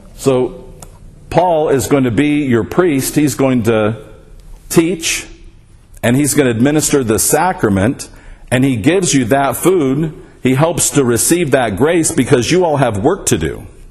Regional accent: Las Vegas, Nevada, United States; I grew up in the Episcopal Church here in Las Vegas

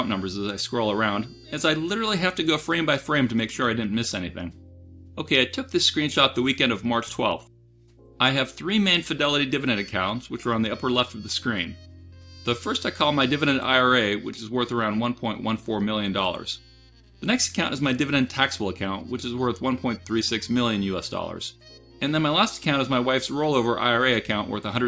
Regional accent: United States; I'm an American

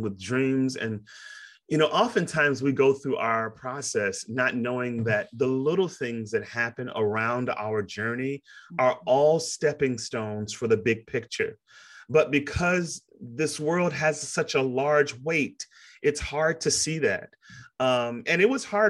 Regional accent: Chicago, Illinois, United States; moved away as an adult; also born or lived in Princeton, New Jersey; now in Kentucky, United States; when I was growing up in Chicago, I'm from Chicago, south side of Chicago

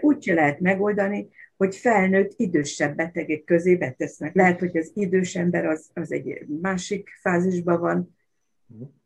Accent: Baja, Bács-Kiskun, Hungary; Annak idején gyerekkoromban Baján, ahol laktunk

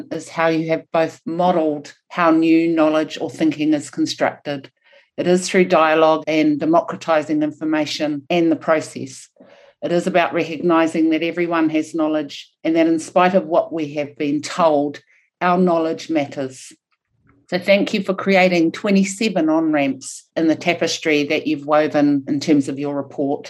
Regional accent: New Zealand; first language Maori; English is a second language

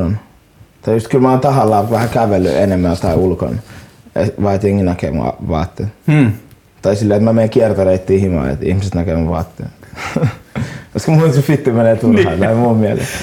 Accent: Helsinki, Uusimaa, Finland; Mä oon stadilainen

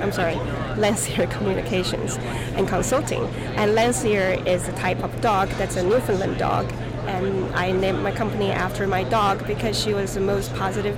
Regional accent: Taiwan; also born or lived in Santa Barbara, California / upstate New York / Albany, New York; now in South Carolina, United States; I'm originally from Taiwan.

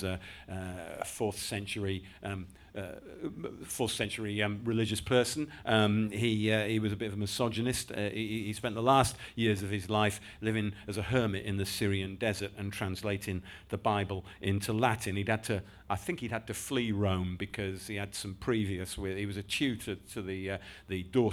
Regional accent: Yorkshire and the Humber, United Kingdom; also born or lived in London; I grew up in West Yorkshire, moved up to Yorkshire actually when I was seven from London

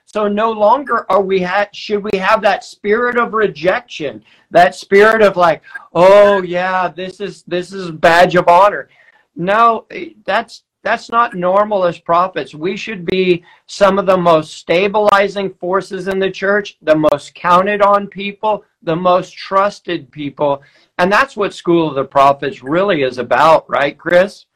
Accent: Weaverville, California, United States; I'm from Weaverville

